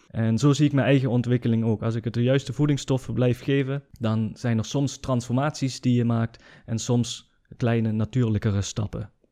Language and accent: Dutch; Germany; ik ben een Nederlander die in Duitsland is geboren en opgegroeid